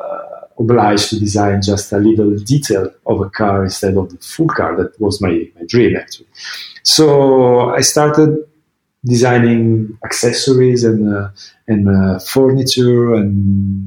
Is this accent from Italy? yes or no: yes; Milan, Lombardy, Italy; I was born in Milan. In the north of Italy, almost 46 years ago